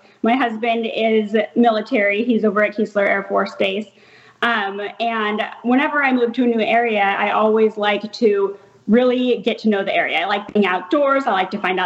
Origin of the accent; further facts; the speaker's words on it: San Diego, California, United States; moved away as an adult; also born or lived in Niceville, Florida; now in Ocean Springs, United States; I grew up in San Diego, California area